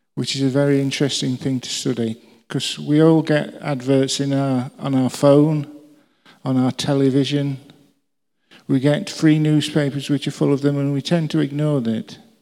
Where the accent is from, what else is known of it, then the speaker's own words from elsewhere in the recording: England, United Kingdom; We're English.